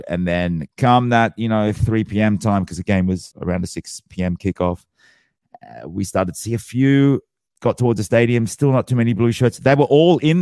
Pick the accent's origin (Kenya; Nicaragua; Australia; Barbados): Australia; being born and bred in Australia